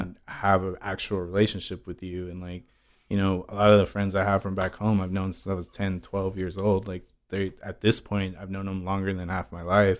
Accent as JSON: {"language": "English", "town": "San Francisco", "region": "California", "country": "United States", "tie": "born or raised there", "also_born_or_lived": "Queens, New York", "moved": "as an adult", "said": "I grew up in San Francisco until the last four years when I moved here"}